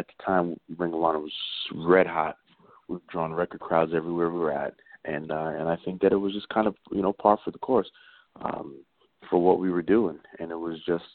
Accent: New York City, New York, United States; I'm from New York City

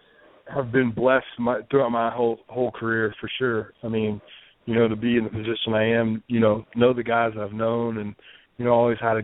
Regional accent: Memphis, Tennessee, United States; moved away; I grew up in Memphis. So, I mean, you know, I, you know, now that I live away from Memphis

